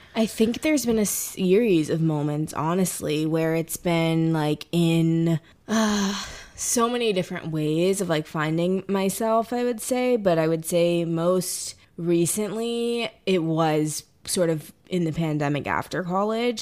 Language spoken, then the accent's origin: English; St. Louis, Missouri, United States; now in New York, United States; I'm originally from St. Louis, Missouri, so Midwestern girl here